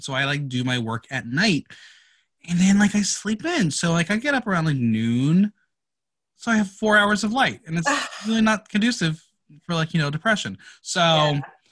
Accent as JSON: {"language": "English", "region": "New Jersey", "country": "United States", "tie": "born or raised there"}